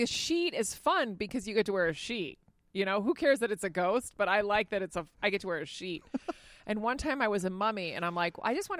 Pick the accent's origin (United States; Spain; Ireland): Spain; but I grew up in Spain. So he'll bring up stuff that I've never heard of.